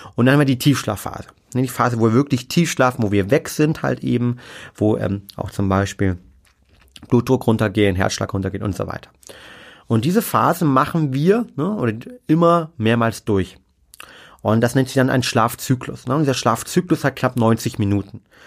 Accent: Germany; bei uns in Deutschland

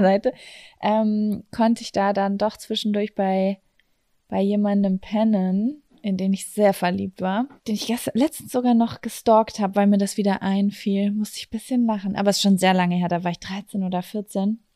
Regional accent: Germany; Wir kommen aus Lübecker

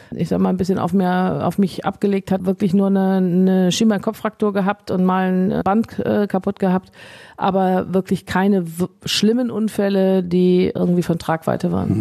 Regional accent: Rheinberg, North Rhine-Westphalia, Germany; also born or lived in Issum; Ich bin hier zu Hause auf dem Hof meiner Eltern aufgewachsen

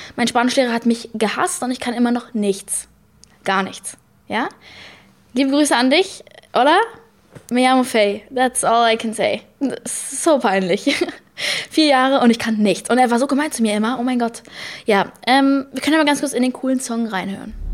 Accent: United States; ich bin Amerikanerin.

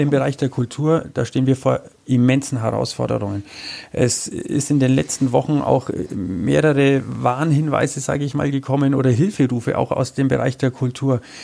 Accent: Nuremberg, Bavaria, Germany; ich bin ein geborener Nürnberger. Ich bin in dieser Stadt aufgewachsen

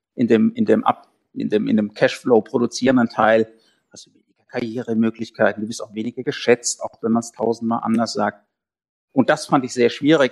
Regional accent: South Hesse, Germany; Wir kommen aus Südhessen. Ich komme mhm. aus Südhessen

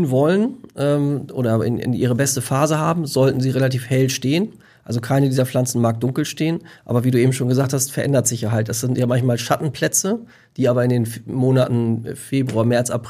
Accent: Lower Saxony, Germany; ich komme aus der Lüneburger Heide, da ist ein relativ durchlässiger Boden

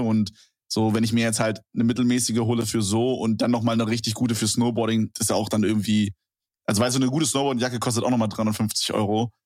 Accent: Berlin, Germany; ich komme ja aus Berlin

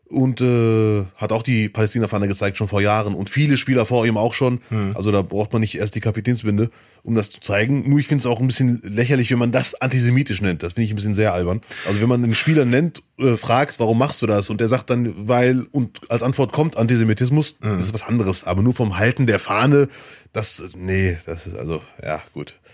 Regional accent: Germany; born there; Ich würde mich auch vor Deutschland freuen, ich bin ja hier geboren.

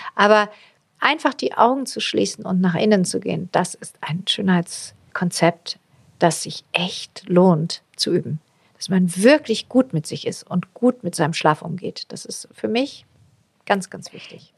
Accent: Swabia, Germany; Ich bin Schwäbin

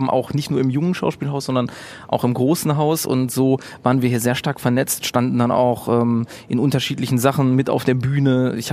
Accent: Bochum, North Rhine-Westphalia, Germany; Äh, ich bin in Bochum geboren und war immer hier total verwurzelt äh, mit, mit meiner Stadt, so, weiß nicht, Ich bin bin lokalpatriotisch schon aufgewachsen

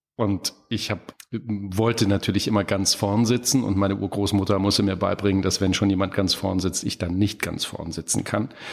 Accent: Apolda, Thuringia, Germany; moved away; in meiner Heimatstadt Apolda, mitten in Thüringen

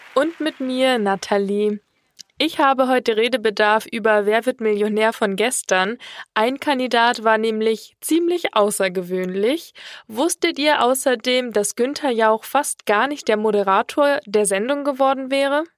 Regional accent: Munich, Bavaria, Germany; wir kommen ja auch aus München

